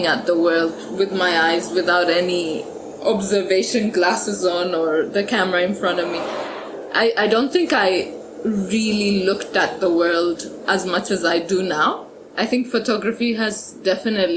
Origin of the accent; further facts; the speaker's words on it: Ethiopia; moved away as an adult; now in Melbourne, Australia; when I was growing up in Ethiopia, since we're landlocked